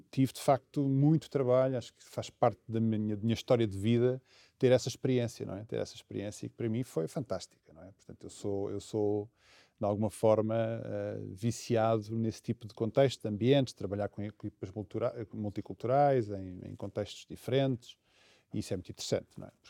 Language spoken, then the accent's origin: Portuguese; Angola; born there; moved away; Enfim, eu nasci em Angola e, portanto, tinha essa ambição e esse sonho de voltar a Angola.